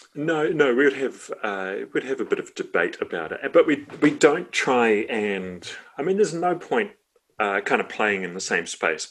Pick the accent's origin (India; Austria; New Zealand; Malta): New Zealand; Wellington; if you're growing up in Johnsonville in the 80s and 90s